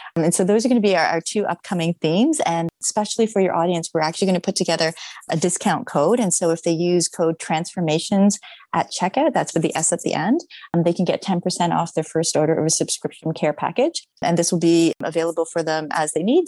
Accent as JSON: {"language": "English", "town": "Toronto", "region": "Ontario", "country": "Canada", "tie": "born or raised there", "moved": "yes", "lives_now": "Los Angeles, United States", "said": "I'm actually in Toronto at the moment, which is my hometown"}